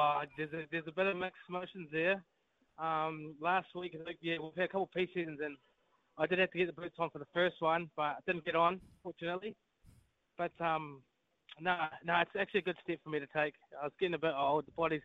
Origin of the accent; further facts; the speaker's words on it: New Zealand; I guess like any Kiwi kid growing up in New Zealand, watching the ABs from a young age